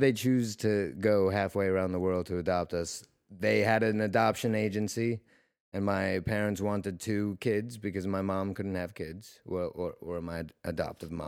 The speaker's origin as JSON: {"language": "English", "region": "New York", "country": "United States", "tie": "born or raised there", "also_born_or_lived": "Russia", "moved": "as an adult", "lives_now": "California, United States", "said": "I'm originally from Russia, but I grew up in New York, and uh, I got out to California almost two years ago"}